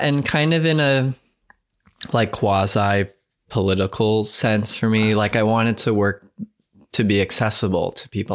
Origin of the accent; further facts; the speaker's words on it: Long Island, New York, United States; moved away as an adult; I'm from Long Island, and I have, like, a strong connection to that landscape